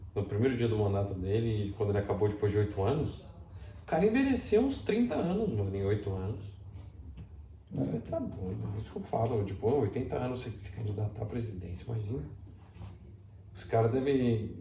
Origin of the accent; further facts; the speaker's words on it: Brazil; moved away; como brasileiro